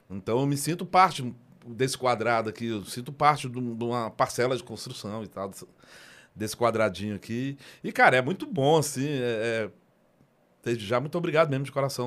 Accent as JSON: {"language": "Portuguese", "town": "Ceilândia", "region": "Federal District", "country": "Brazil", "tie": "born or raised there", "said": "eu sou nascido e criado na Ceilândia, sou de 1971"}